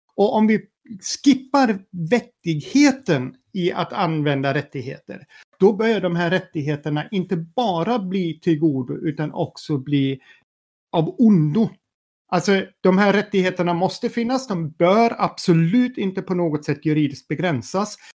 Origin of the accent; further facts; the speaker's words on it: Sweden; som svensk med tyska rötter